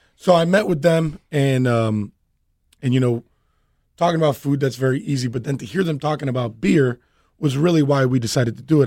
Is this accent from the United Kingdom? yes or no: no; Miami, Florida, United States; born and raised Cuban American and from Miami